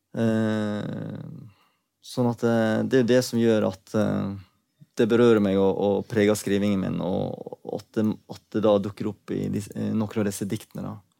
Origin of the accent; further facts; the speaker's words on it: Sogn og Fjordane, Vestland, Norway; accent: Sogn dialect; also born or lived in South Korea; Jeg vokste opp i Sogn og Fjordane, men jeg er opprinnelig fra Sør-Korea.